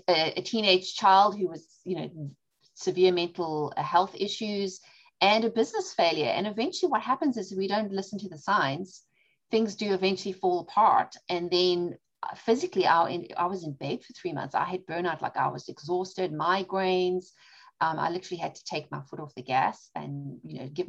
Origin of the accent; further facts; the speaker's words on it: South Africa; now in Charlotte, United States; My dad is Greek. My mom's British and I was born and raised in South Africa.